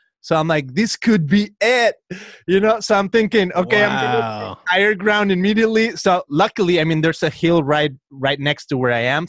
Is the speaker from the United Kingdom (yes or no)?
no; Guadalajara, Jalisco, Mexico; moved away as an adult; now in Southern California, United States; I'm here in Southern California. I'm originally from Guadalajara, Mexico. I've been here about 15 years